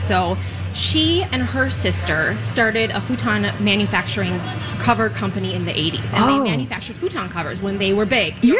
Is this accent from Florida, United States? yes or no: no; Hudson, Wisconsin, United States; And then Hudson's right next door. That's my hometown. And that is just a beautiful river town for shopping and restaurants.